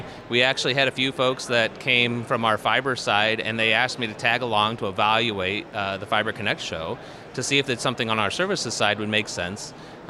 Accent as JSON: {"language": "English", "town": "Wapakoneta", "region": "Ohio", "country": "United States", "said": "Yeah, I'm from Wapakoneta, Ohio. It's the home of Neil Armstrong and the Neil Armstrong Air and Space Museum."}